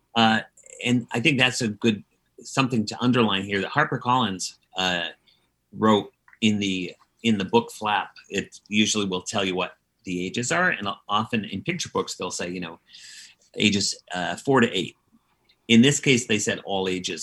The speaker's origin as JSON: {"language": "English", "town": "Dedham", "region": "Massachusetts", "country": "United States", "tie": "born or raised there", "said": "my hometown of Dedham, Massachusetts"}